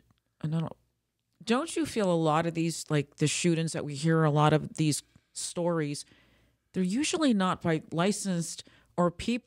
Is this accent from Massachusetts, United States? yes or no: no; New York, United States; because I'm in the northern state, too. I'm from New York.